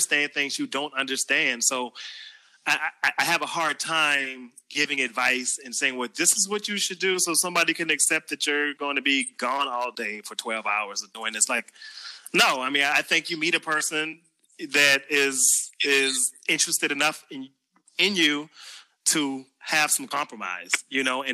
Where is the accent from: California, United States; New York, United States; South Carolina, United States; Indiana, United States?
South Carolina, United States; Charleston; accent: Geechee; I am from Charleston, South Carolina.